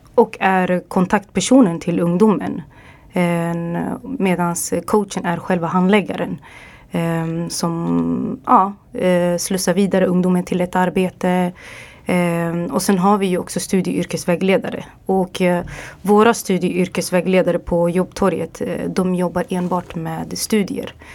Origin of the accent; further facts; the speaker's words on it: Örebro, Örebro County, Sweden; also born or lived in Dubai / England / Los Angeles; där jag kommer ifrån, Örebro